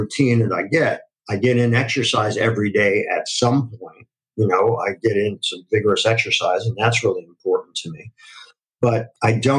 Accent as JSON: {"language": "English", "town": "Akron", "region": "Ohio", "country": "United States", "tie": "born or raised there", "said": "I grew up in Akron, Ohio"}